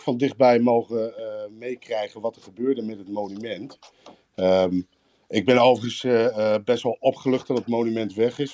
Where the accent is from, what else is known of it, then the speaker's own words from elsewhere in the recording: Netherlands; moved away as an adult; now in Riga, Latvia; ik eh, woon en werk eh, zelf in Riga als Nederlander